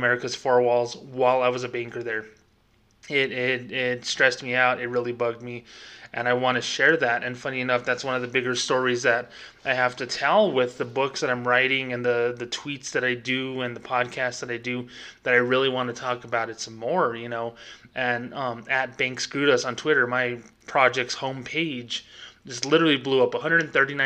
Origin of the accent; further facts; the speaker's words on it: United States; I am Hispanic. I am 30 miles from Mexico. You know, I am an American.